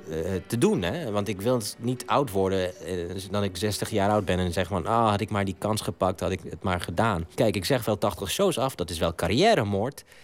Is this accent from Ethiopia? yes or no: yes; Ethiopia; Ik ben Afrikaan. Ik ben in Afrika opgegroeid, in Ethiopië, dat is naast Somalië.